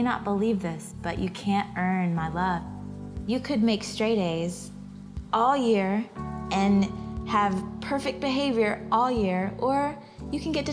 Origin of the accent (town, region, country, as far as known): Georgia, United States; born or raised there